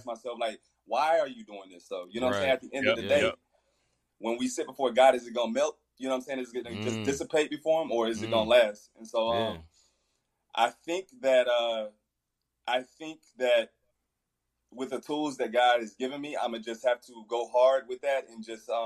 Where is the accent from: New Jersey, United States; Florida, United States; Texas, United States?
Texas, United States; Fort Worth; I'm from Fort Worth